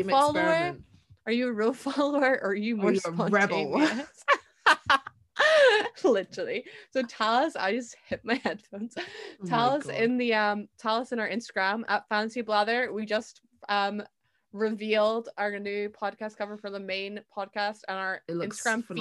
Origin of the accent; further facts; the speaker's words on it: Edinburgh, Scotland, United Kingdom; moved away as an adult; now in Aberdeen, United Kingdom; I'm from Edinburgh